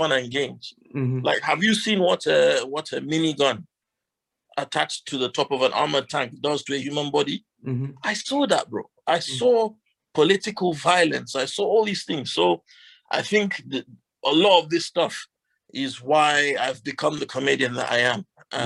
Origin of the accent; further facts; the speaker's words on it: Northern Nigeria, Nigeria; now in United Kingdom; I grew up in Sani Abacha's regime in Northern Nigeria